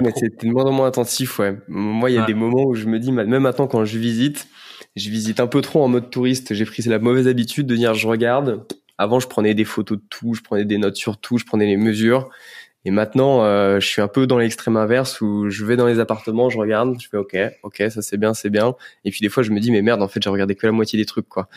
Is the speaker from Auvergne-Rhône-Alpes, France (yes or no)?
yes; Lyon, Auvergne-Rhône-Alpes, France; moved away as an adult; now in Paris, France; je suis lyonnais d'origine